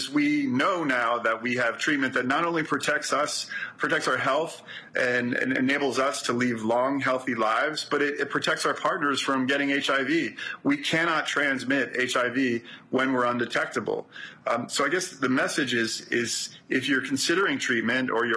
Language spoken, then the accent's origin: English; New York City, New York, United States; I'm from Brooklyn.